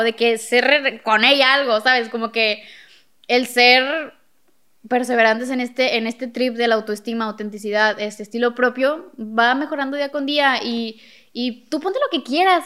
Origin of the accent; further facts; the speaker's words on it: Monterrey, Nuevo León, Mexico; yo somos de Monterrey